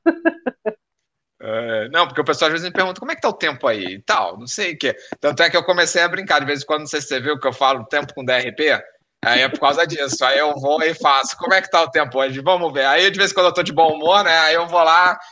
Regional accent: Rio de Janeiro, Brazil; now in Porto, Portugal; Eu nasci no Rio de Janeiro, mas eu me sinto no Porto tão bem quanto no Rio de Janeiro

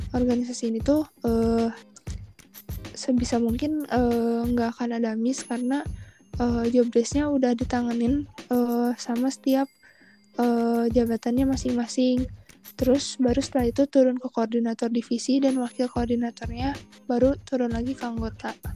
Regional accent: Bandung, West Java, Indonesia; aku tinggal di Bandung terus aku juga dulu SMA di SMA 5 Bandung

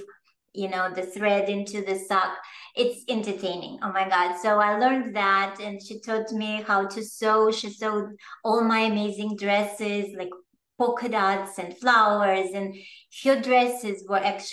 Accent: Russia; English is a second language; moved away as an adult; now in New York, United States; I was born in the Soviet Union, in a communist country, in the former Soviet Union.

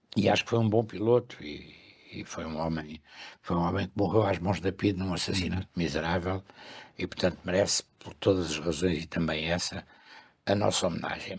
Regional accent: Lisbon, Portugal; also born or lived in Sintra; Eu morei sempre, e espero vir a morar outra vez, é a minha terra, em Lisboa, no Campo Grande

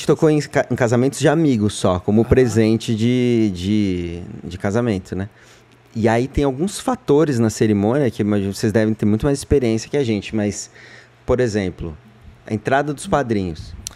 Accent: São Paulo, Brazil; sou de São Paulo, da freguesia do Ó

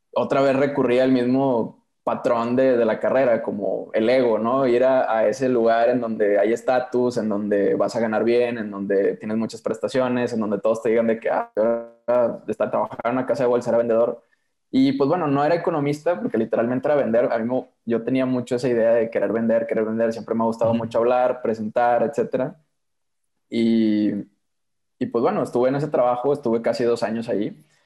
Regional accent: Monterrey, Nuevo León, Mexico; yo soy de Monterrey

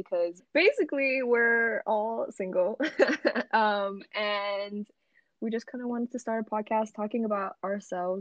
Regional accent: Kauai, Hawaii, United States; moved away as an adult; now in Los Angeles, United States; I'm currently living in LA. I'm from Kauai, Hawaii

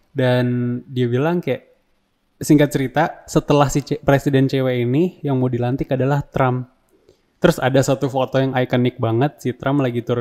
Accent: Indonesia; Kita emang orang Indo tuh nggak nonton The Simpsons

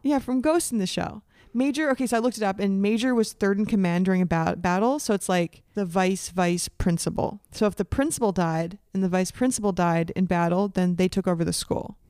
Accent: Canada; also born or lived in United States; I was born in the States, but educated in Canada

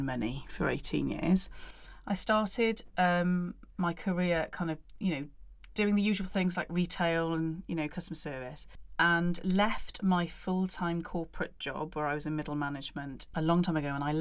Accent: Barry, Wales, United Kingdom; I am from Barry in South Wales originally

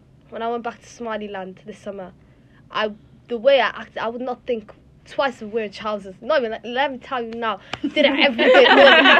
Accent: Cardiff, Wales, United Kingdom; I view myself as obviously Muslim, then Somali, then Welsh. I'll forever view myself as Welsh.

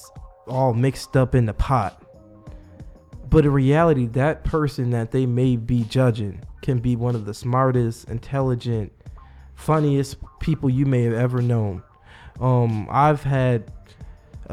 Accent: Buffalo, New York, United States; I've lived there mostly all my life

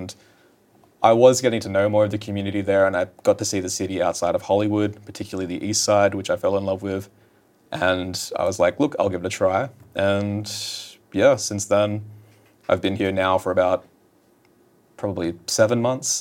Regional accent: Newcastle, New South Wales, Australia; moved away as an adult; now in Los Angeles, United States; I need to move away from my hometown

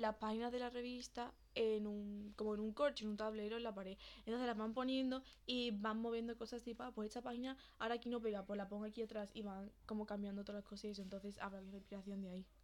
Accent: Seville, Andalusia, Spain; somos de Sevilla

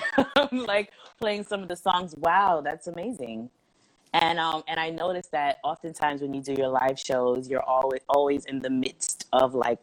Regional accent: New York, United States; I'm from New York

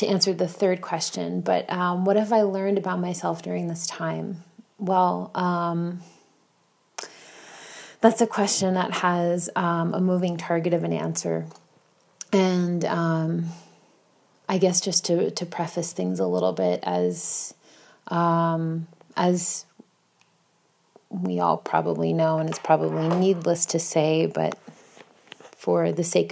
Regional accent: Bayonne, New Jersey, United States; now in Warsaw, Poland; I am not from Warsaw, Poland, but in fact, Bayonne, New Jersey, which is located in the United States.

